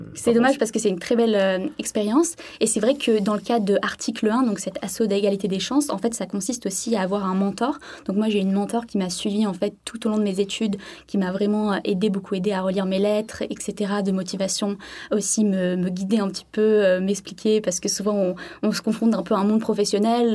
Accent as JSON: {"language": "French", "town": "Sainte-Maxime", "region": "Provence-Alpes-Côte d'Azur", "country": "France", "tie": "born or raised there", "moved": "as an adult", "lives_now": "Christchurch, New Zealand", "said": "je suis originaire du sud de la France, de Sainte-Maxime plus précisément"}